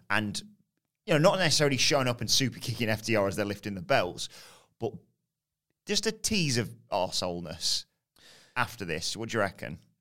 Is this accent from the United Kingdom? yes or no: yes; United Kingdom; I'm British.